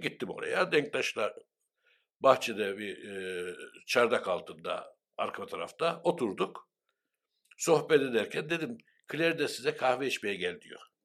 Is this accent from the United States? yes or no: no; Cyprus; Ben de Kıbrıslı Türk'üm dedim ve Rumca bilmiyorum dedim.